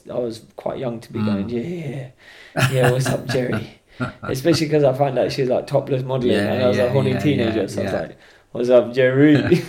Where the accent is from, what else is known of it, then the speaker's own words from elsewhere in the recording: Scotland, United Kingdom; Oh, I'm from Scotland, you know, and just come down for the weekend with my mates and that.